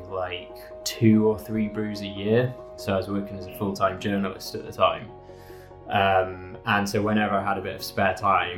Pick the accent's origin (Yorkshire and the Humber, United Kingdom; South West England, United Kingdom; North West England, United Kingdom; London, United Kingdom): Yorkshire and the Humber, United Kingdom; Leeds; moved away; I'm from Leeds originally